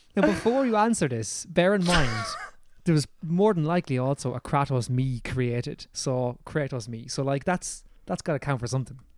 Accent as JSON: {"language": "English", "country": "Ireland", "accent": "Irish", "said": "our Irish accents that lots of people comment on"}